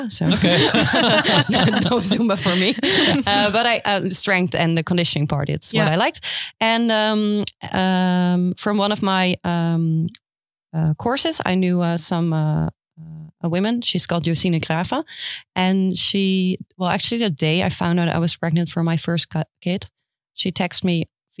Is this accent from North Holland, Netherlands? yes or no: no; Houten, Utrecht, Netherlands; I am from Houten